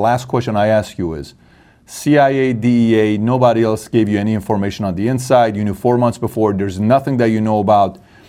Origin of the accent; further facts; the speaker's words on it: Iran; now in United States; I'm half Armenian, half Assyrian, born and raised in Iran.